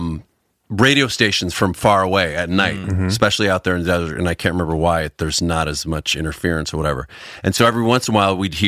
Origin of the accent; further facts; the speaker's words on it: Northern California, United States; I grew up in Northern California